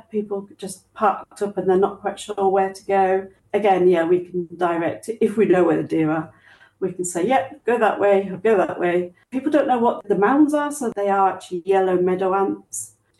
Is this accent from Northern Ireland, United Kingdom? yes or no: no; Yorkshire and the Humber, United Kingdom; moved away as an adult; now in London, United Kingdom; but I moved out from Yorkshire, so I'm now in London.